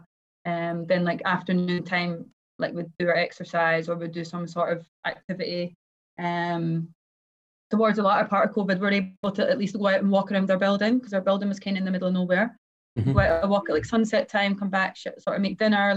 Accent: Kinross, Scotland, United Kingdom; born or raised there; moved away; also born or lived in Aberdeen, Scotland / Glasgow, Scotland

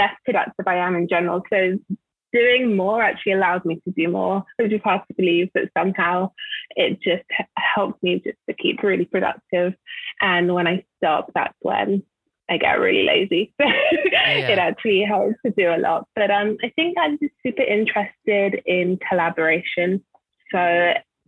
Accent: London, United Kingdom; moved away as an adult; also born or lived in Nigeria (ancestry); now in Los Angeles, United States; So I'm from London originally, and I grew up in London. My parents are Nigerian

